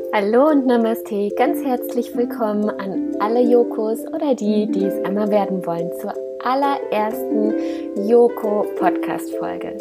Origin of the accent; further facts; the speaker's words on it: Koblenz, Rhineland-Palatinate, Germany; ich komme aus Koblenz